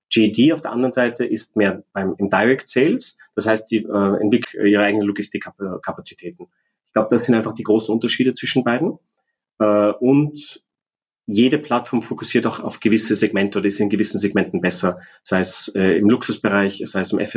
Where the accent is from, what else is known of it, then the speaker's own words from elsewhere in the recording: Austria; wir als Österreicher